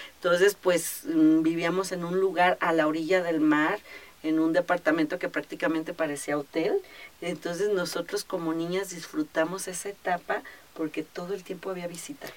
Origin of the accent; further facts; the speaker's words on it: Guadalajara, Jalisco, Mexico; also born or lived in Acapulco; nací aquí en Guadalajara y bueno, parte de mi vida em, estuve aquí, pero posteriormente, fíjate que las cosas de la vida, a mi papá le ofrecieron un trabajo y nos fuimos a vivir tres años a Acapulco.